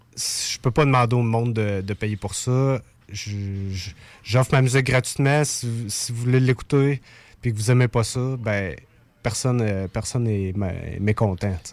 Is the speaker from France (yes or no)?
no; Saint-Élie-de-Caxton, Quebec, Canada; je viens d'un petit village qui s'appelle Saint-Élie-de-Caxton.